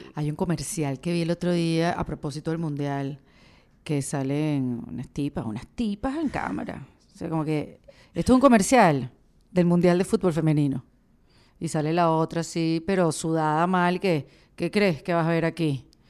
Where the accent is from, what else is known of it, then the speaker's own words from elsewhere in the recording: Venezuela; somos venezolanos